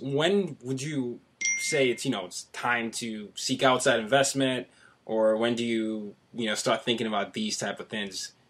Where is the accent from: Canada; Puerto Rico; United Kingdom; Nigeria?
Nigeria; now in New York City, United States; I'm Nigerian, so you know right. I'm, I'm a foreigner living in New York City